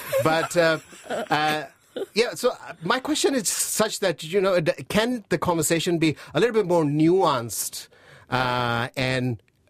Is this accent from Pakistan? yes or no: yes; Pakistan; moved away as an adult; also born or lived in Christchurch; now in New Zealand; You can say I'm from Pakistan, but my first home was Christchurch when I landed. And I went through the earthquake, and, you know, I landed in 2010, 2011 earthquake. So most of my time in Christchurch was post-earthquake.